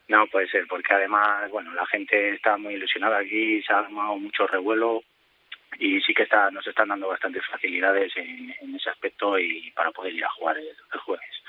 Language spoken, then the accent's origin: Spanish; Palencia, Castile and León, Spain; moved away as an adult; now in Becerril de Campos, Spain; soy de Palencia, pero bueno, me casé, mi mujer es de aquí del pueblo y vivo aquí en el pueblo